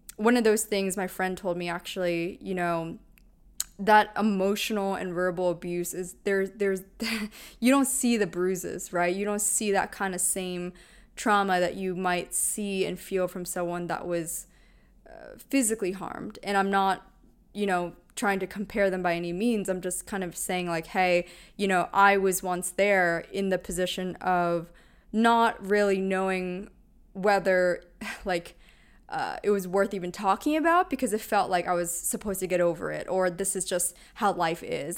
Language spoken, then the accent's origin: English; Pennsylvania, United States; moved away; grew up in, in Pennsylvania